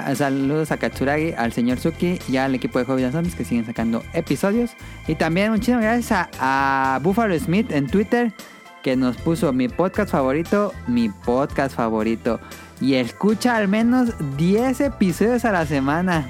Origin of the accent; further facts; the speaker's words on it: Morelia, Michoacán, Mexico; nosotros somos de Morelia